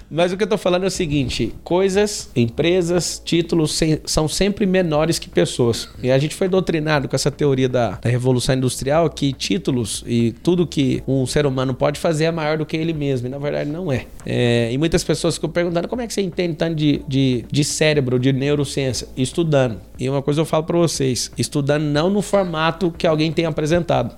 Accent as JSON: {"language": "Portuguese", "region": "Goiás", "country": "Brazil", "moved": "yes", "lives_now": "São Paulo, Brazil", "said": "moro hoje em São Paulo, Alphaville, sou de Goiás"}